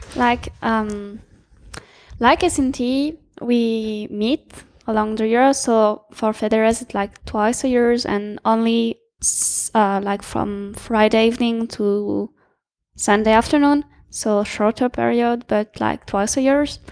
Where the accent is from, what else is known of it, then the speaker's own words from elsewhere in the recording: France; I'm from France